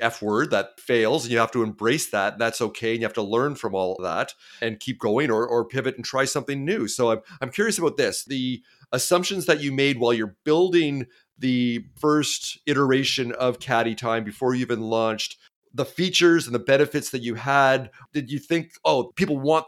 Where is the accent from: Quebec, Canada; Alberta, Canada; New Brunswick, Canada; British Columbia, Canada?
British Columbia, Canada; Vancouver; I'm from Canada, from Vancouver, and it's rainy and cold all the time